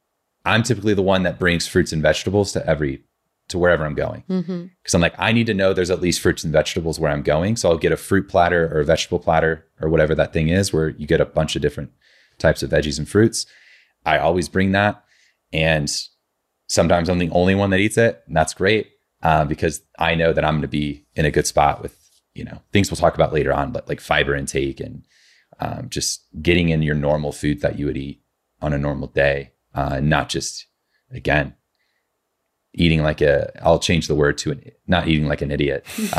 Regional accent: Indiana, United States; And so growing up in Southern Indiana, you know, Indiana's a very long and slender state.

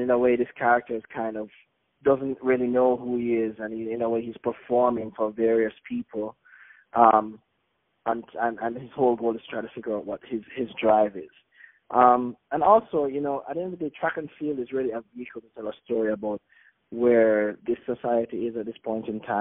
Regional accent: Jamaica; I grew up in Jamaica. Jamaica's my homeland. I grew up in the country

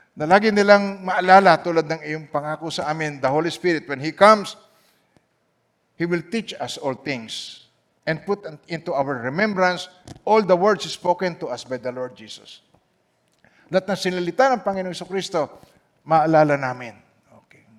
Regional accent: Philippines; moved away; umuwi ako sa Pilipinas

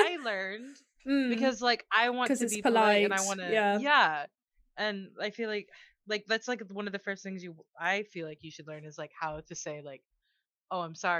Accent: Midwest, United States; moved away as an adult; also born or lived in Germany; now in South Korea; I'm from the Midwest

